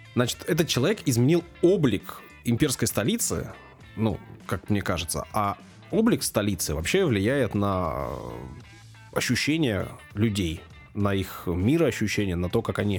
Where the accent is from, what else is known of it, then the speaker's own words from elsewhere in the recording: Saint Petersburg, Russia; я не иностранец, я родился в Санкт-Петербурге, на Васильском острове